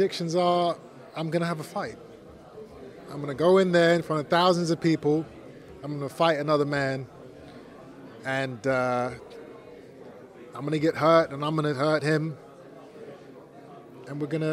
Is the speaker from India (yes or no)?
no; English and Jamaican, England, United Kingdom; I'm not Mexican. I'm English and Jamaican